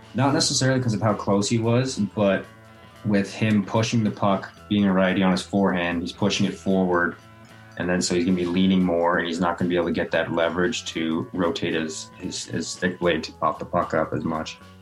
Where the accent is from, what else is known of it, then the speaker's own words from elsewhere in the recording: right outside Edmonton, Alberta, Canada; moved away; I grew up obviously right outside Edmonton, so I was always an Oilers fan growing up.